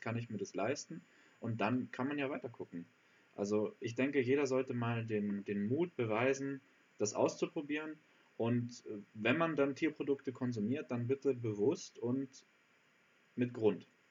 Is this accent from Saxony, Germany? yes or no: no; Allgäu, Bavaria, Germany; da wo ich herkomme im Allgäu